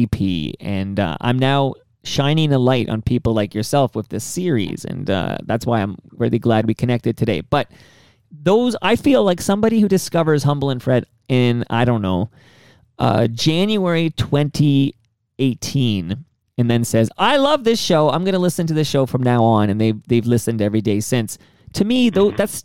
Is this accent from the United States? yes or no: no; Canada; I'm very Canadian and I live up here, and that's a completely different ecosystem and a different democracy.